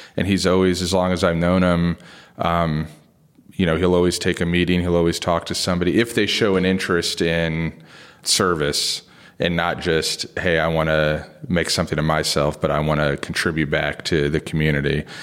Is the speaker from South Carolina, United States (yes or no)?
no; Springfield, Ohio, United States; moved away; also born or lived in South Bend, Indiana; I was born in South Bend, but I grew up in Springfield, Ohio